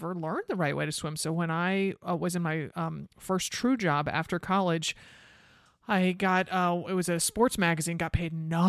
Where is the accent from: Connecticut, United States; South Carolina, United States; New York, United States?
Connecticut, United States; I grew up outside of Manhattan in Connecticut